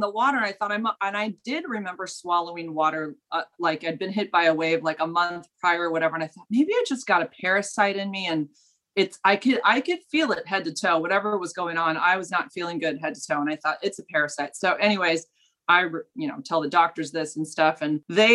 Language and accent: English; California, United States; I grew up in California. I've always lived here